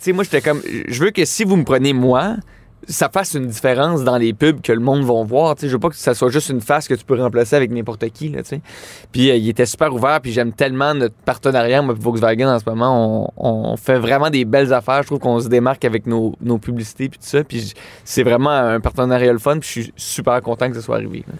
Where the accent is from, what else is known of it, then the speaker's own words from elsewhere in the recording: Laval, Quebec, Canada; je viens de Laval